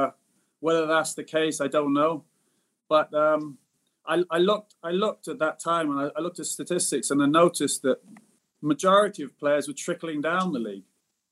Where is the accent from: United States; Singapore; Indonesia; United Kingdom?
Singapore; I mean, I did miss Singapore. So at a young age and being abroad, sort of in my home country, but being abroad at the same time, I thought maybe it was best that I came back